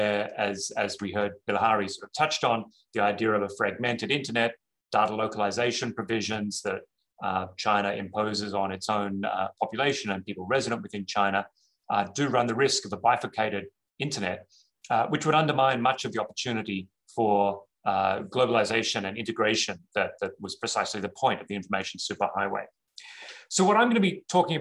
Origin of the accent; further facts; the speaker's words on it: Australia; moved away; also born or lived in New York; I say this as an Australian